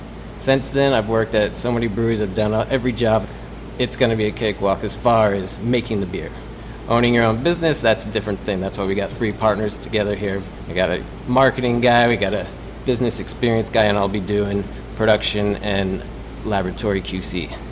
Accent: San Diego, California, United States; moved away as an adult; now in New York City, United States; I grew up in San Diego

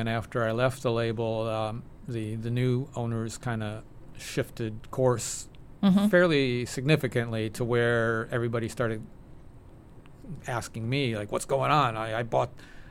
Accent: Detroit, Michigan, United States; moved away; as a teenager growing up in Detroit

